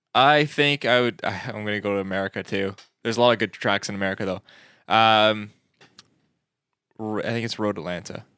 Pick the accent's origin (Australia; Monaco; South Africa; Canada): Canada; we're not, we're Canadian